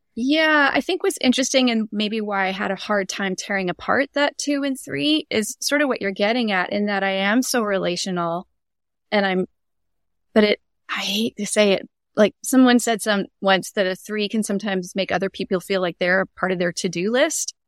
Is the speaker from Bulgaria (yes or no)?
no; Canada; moved away as an adult; now in Tacoma, United States; I'm Canadian born and raised, and, um, but I've lived in the States near Seattle area and Tacoma, Washington for over twenty years